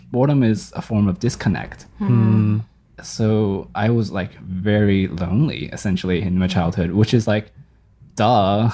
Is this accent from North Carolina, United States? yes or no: no; Fredericksburg, Virginia, United States; I grew up in Fredericksburg, Virginia